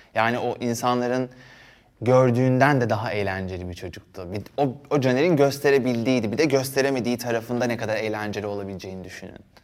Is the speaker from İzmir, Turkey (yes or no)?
no; Istanbul, Turkey; also born or lived in Erdek / Paşalimanı Island; ben Yeniköy'de doğdum, büyüdüm.